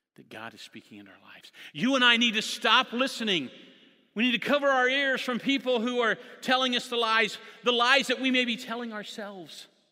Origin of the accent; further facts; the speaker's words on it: Jonesboro, Indiana, United States; moved away as an adult; now in Sacramento, United States; I grew up in Jonesboro